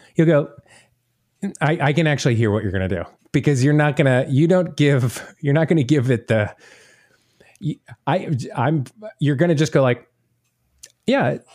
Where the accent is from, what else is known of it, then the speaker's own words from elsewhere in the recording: the South, United States; being from the South